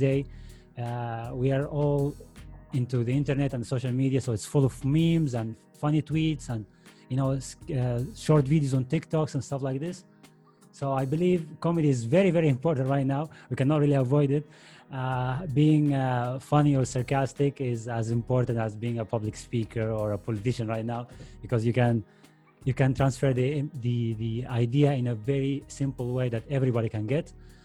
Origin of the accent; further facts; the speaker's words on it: Saudi Arabia; English is a second language; moved away as an adult; now in Spain; I actually grew up in Saudi Arabia